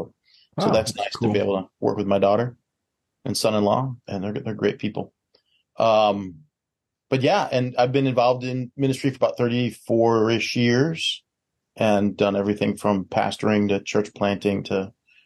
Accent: Chicago area, Illinois, United States; I am a native from the Chicago area. So grew up about 20 miles west of downtown Chicago

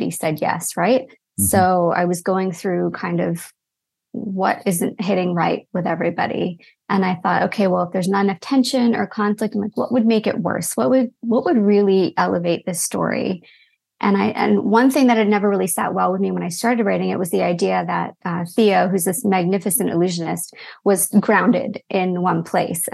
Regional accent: Toronto, Ontario, Canada; also born or lived in London; growing up in Canada, but then also having parents who grew up in England

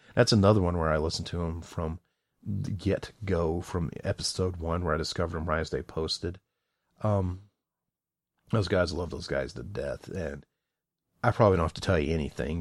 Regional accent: the South, United States; I'm from the South

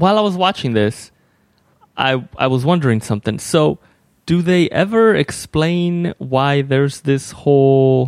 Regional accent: Mexico; I'm from Mexico or whatever. So in Mexico, you get two last names

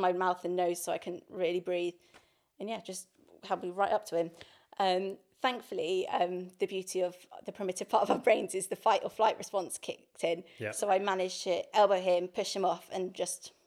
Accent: High Wycombe, South East England, United Kingdom; moved away as an adult; now in London, United Kingdom; I grew up in High Wycombe

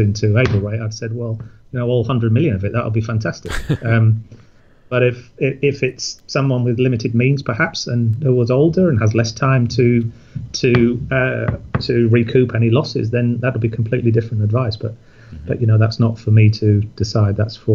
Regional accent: Yorkshire and the Humber, United Kingdom; I'm a Yorkshireman

